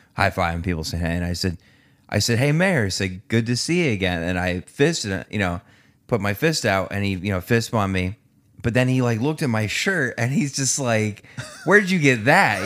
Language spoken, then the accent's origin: English; Newtown, Connecticut, United States; moved away as an adult; also born or lived in Danbury, Connecticut; now in Brookfield, United States; I'm from Newtown. Went over to Danbury